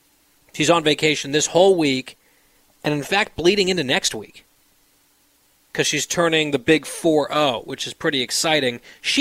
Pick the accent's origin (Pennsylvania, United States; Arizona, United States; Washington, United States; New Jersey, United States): New Jersey, United States; I started another one by Harlan Corbin, who's from my hometown in New Jersey.